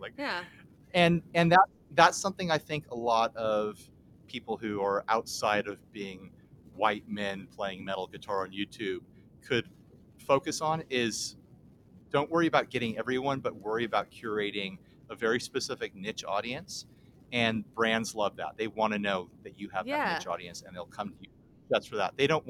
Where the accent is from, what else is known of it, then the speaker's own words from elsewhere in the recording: United States; We're American white men.